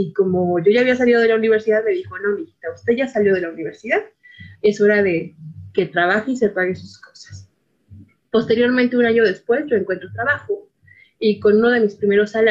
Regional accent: Iztapalapa, Mexico City, Mexico; yo soy una mujer de la periferia, que hablo de la periferia, pues nací y crecí en Iztapalapa Mágica, ¿no?

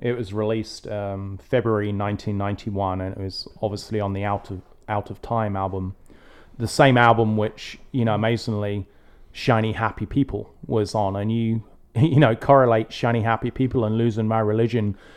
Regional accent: England, United Kingdom; growing up in England

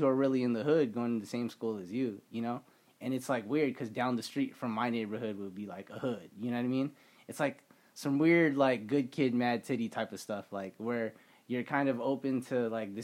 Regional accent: Las Vegas, Nevada, United States; repping my hometown is like, yo, you know, it's cool to have my our own radio station at UNLV, which is like an iconic place for like Las Vegas history

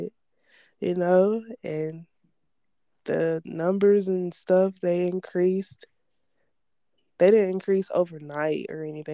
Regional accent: Columbus, Georgia, United States; my hometown, Columbus

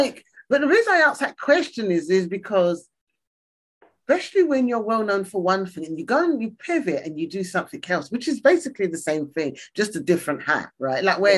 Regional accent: East Ham, London, United Kingdom; I come from East Ham.

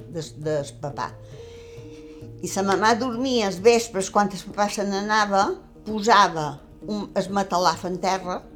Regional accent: Mahón, Balearic Islands, Spain; born there; A Mó, dins un soterrani. I aquí va començar les peripècies meves dins la guerra, estava quasi acabant, però dins la guerra.

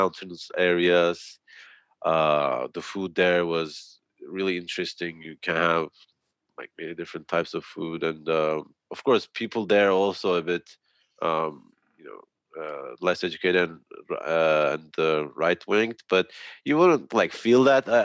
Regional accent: Antalya, Turkey; Antalya, my hometown

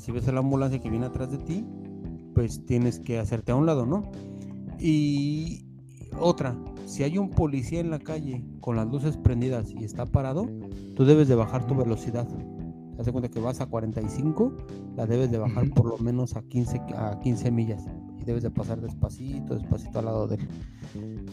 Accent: Mexico; moved away as an adult; now in New Jersey, United States; una persona que no vive en México desde hace 12 años

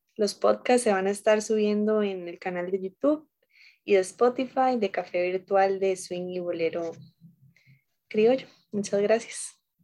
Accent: Costa Rica; nosotros como costarricenses

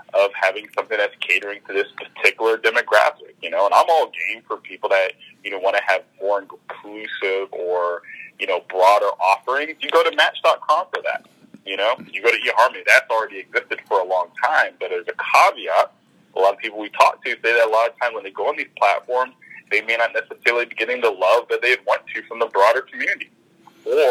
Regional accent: the South, United States; moved away as an adult; now in Toronto, Canada; I'm from the South

